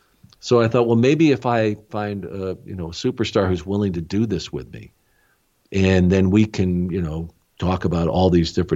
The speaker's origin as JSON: {"language": "English", "area": "small town near Tucson", "region": "Arizona", "country": "United States", "tie": "born or raised there", "moved": "yes", "said": "I grew up in a small town. We didn't have anything that resembled Major League Baseball. We had the Tucson Toros."}